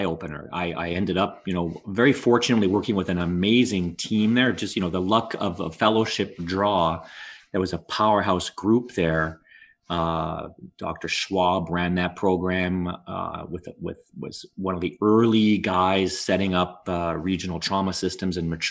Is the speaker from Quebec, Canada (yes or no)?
yes; Montreal, Quebec, Canada; also born or lived in Ottawa; I grew up my whole life in Montreal. I was I'm born in Ottawa, but really my family moved to Montreal when I was around 1 year old